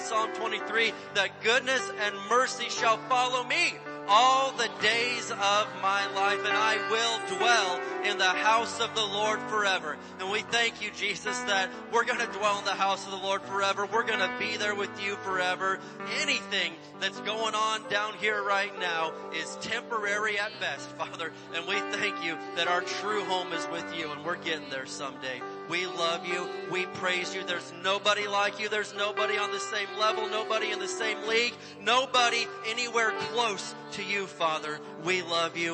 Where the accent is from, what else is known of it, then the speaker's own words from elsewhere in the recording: Indiana, United States; Where I grew up in Indiana, there was lots of tornadoes.